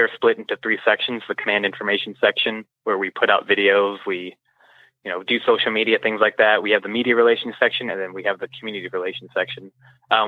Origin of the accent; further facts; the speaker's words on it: San Antonio, Texas, United States; also born or lived in New Orleans, Louisiana; I was born in New Orleans, lived there for about a good 8 years of my life. Then I moved down to San Antonio, Texas, actually right down the street from Lackland Air Force Base.